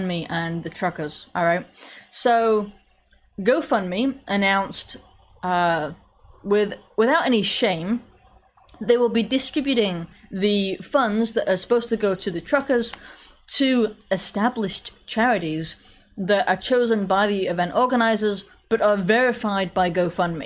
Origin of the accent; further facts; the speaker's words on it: England, United Kingdom; I'm English